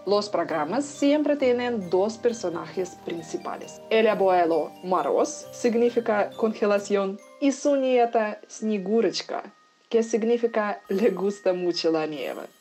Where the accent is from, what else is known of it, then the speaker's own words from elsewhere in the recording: Kurdistan Region, Iraq; Spanish is a second language; moved away; Soy de Kurdistán, eh, una región autónoma en norte de Mesopotamia